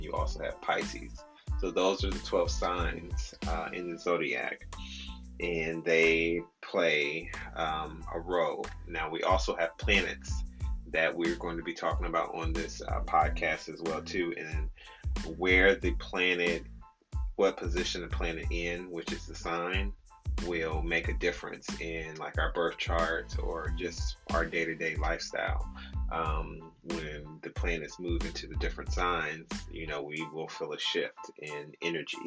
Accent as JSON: {"language": "English", "region": "Midwest", "country": "United States", "tie": "born or raised there", "said": "I grew up in the Midwest"}